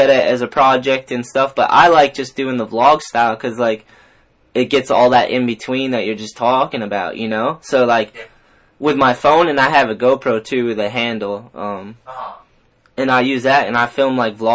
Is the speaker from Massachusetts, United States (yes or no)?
yes; New Bedford, Massachusetts, United States; moved away; I was living in the projects in New Bedford